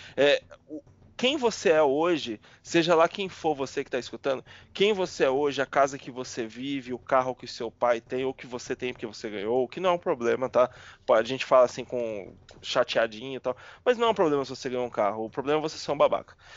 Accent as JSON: {"language": "Portuguese", "town": "Salvador", "region": "Bahia", "country": "Brazil", "moved": "yes", "lives_now": "São Paulo, Brazil", "said": "sou de Salvador, minha família é, não é de pessoas de aparência de, de cor"}